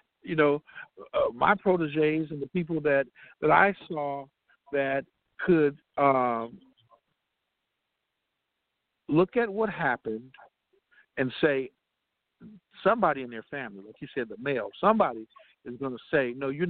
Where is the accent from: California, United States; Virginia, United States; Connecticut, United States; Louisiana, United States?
California, United States; Compton; I love the people of Compton. And I love the fact that, you know, this is my hometown